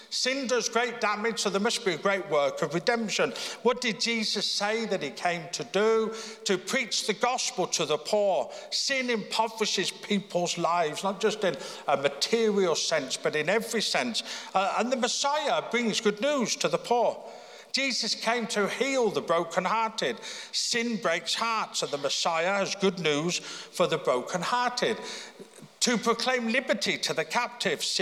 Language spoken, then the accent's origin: English; Birmingham, United Kingdom; born there; now in Belfast, United Kingdom; I mean, I was born in Birmingham. People were born here in Belfast. I was obviously very fortunate, you know, to be born where I was.